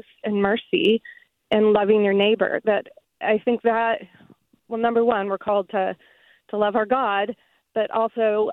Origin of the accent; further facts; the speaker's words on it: Midwest, United States; moved away as an adult; now in San Jose, United States; I grew up in the Midwest, and I went to a Methodist church